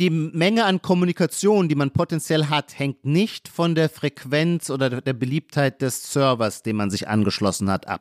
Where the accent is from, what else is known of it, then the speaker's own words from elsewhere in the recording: Heidelberg, Baden-Württemberg, Germany; now in Berlin, Germany; das ist, wo ich herkomme. Ich komme aus Heidelberg, Rhein-Neckar-Kreis